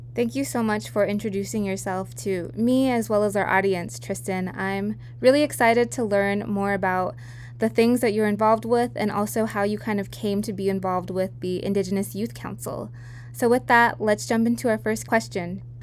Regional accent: Santa Clara Pueblo, New Mexico, United States; moved away as an adult; now in California, United States; I'm from Hopo Winge, also known as Santa Clara Pueblo, located in northern New Mexico

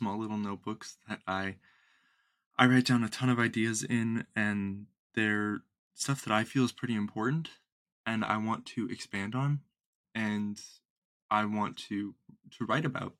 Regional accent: Midwest, United States; I'm from the Midwest

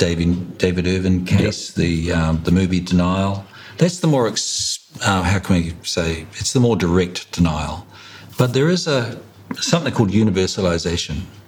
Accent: Hawke's Bay, New Zealand; I grew up in Hawke's Bay

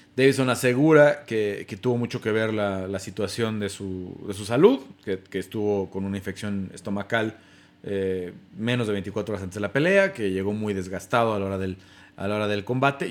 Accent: Mexico; los dos somos mexicanos

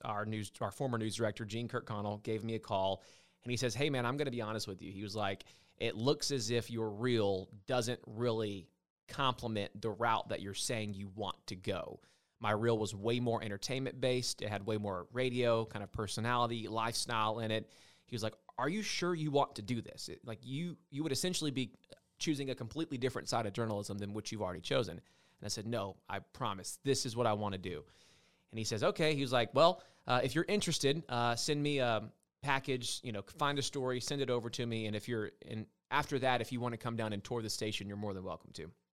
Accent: hometown served by the Macon Telegraph, Georgia, United States; In my hometown up the Telegraph was what we received

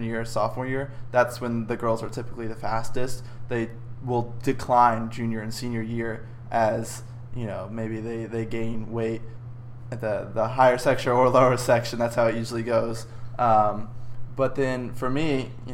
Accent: Dallas, Texas, United States; I grew up in the Dallas area, suburbs of Dallas, all of my life, and now I'm at SMU with you

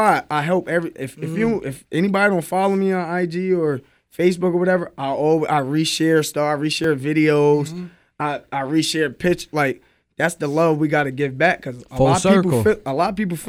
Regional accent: Albany, New York, United States; when I say I'm from Albany, they be like, huh? Like, I'm like, yeah, I'm from Albany.

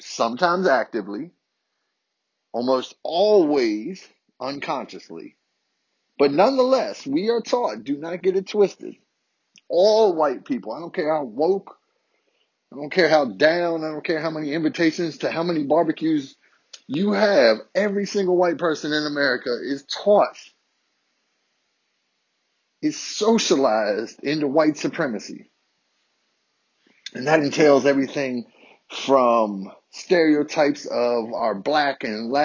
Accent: Virginia, United States; born and raised in Virginia, Southern white boy

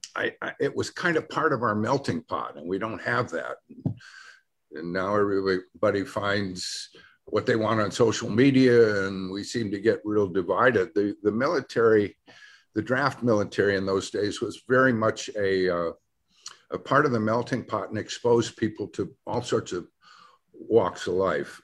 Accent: Detroit, Michigan, United States; moved away; also born or lived in California; I come from Detroit

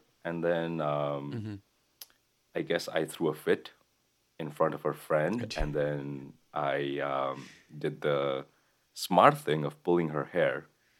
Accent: Kathmandu, Bagmati, Nepal; born there; I was born in Kathmandu, the capital of Nepal.

